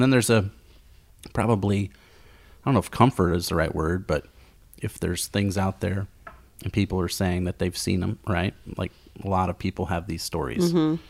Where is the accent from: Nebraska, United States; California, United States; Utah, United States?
Nebraska, United States; Lincoln; I'm from Lincoln.